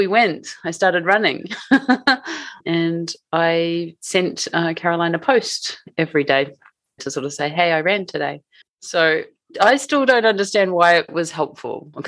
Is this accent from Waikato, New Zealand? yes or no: yes; Matamata, Waikato, New Zealand; moved away as an adult; now in Tokyo, Japan; So we grew up in a small town in New Zealand called Matamata.